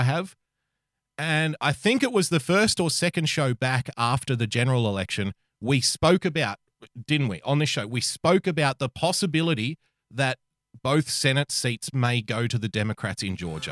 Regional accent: Australia; As a fellow Australian

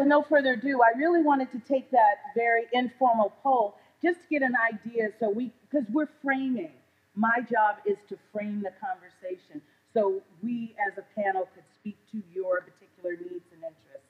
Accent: California, United States; also born or lived in Detroit; I'm originally from California, I was born in Detroit.

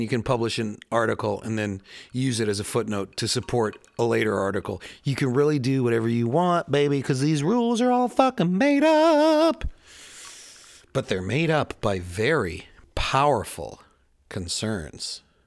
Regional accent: Chicago, Illinois, United States; moved away; also born or lived in Queens, New York; I'm a city boy. I grew up in Chicago

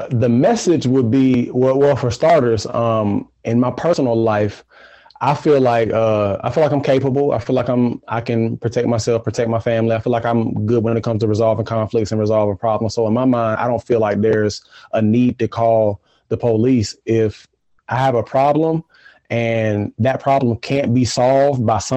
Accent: Durham, North Carolina, United States; born or raised there

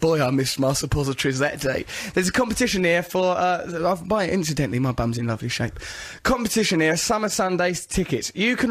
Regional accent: England, United Kingdom; We're English. People like that.

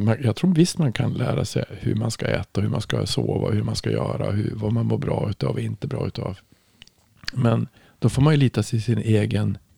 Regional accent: Germany; Så, så, så jag var ju från

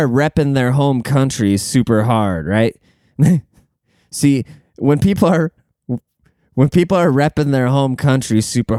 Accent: Germany; moved away; See, me, like, I came from Germany, you know? Like, I came from a place that's never done anything wrong, you know?

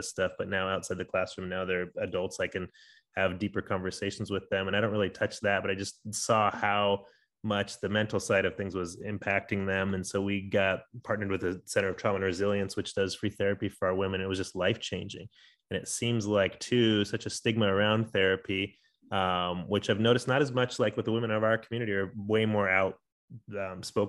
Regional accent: San Diego, California, United States; moved away as an adult; now in Denver, United States; I was born in Denver, but grew up in San Diego

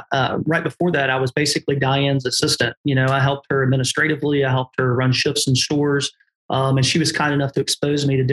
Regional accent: Olive Branch, Mississippi, United States; my hometown store that I started in Olive Branch, Mississippi

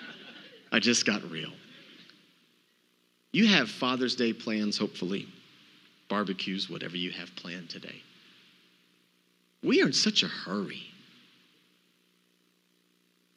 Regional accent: Texas, United States; I'm from Texas.

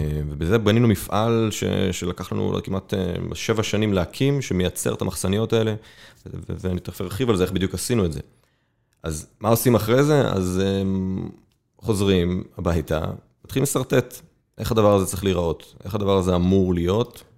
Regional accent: Safed, Northern District, Israel; moved away as an adult; also born or lived in Tel Aviv; אני גדלתי בצפת

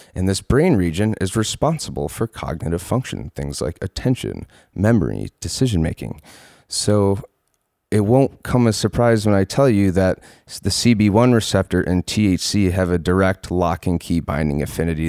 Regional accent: Palmyra, New York, United States; also born or lived in Rochester, New York; I was born and raised in Palmyra, New York.

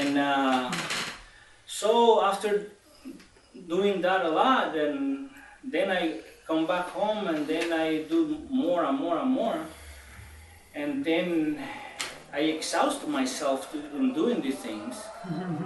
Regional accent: Cuba; first language Spanish; English is a second language; moved away as an adult; now in United States; I came here to United States 12 years ago, I'm from Cuba, and I was involved in doing yoga in Cuba

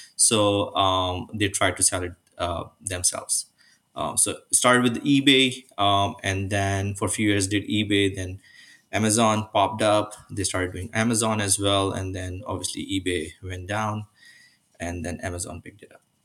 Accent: Karachi, Sindh, Pakistan; moved away as an adult; now in Mississauga, Canada; I was born and raised in Pakistan

